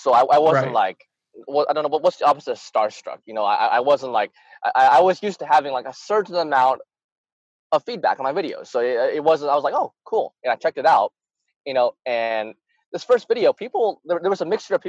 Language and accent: English; Arkansas, United States; also born or lived in Utah; I grew up in Arkansas, which is supposed to be a racist state